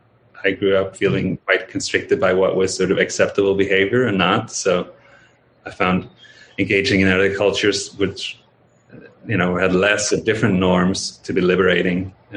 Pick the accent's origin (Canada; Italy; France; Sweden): Sweden; moved away as an adult; now in United States; I left Sweden when I was 19. I came back for college, but then I left again, and I came to the States when I was 27.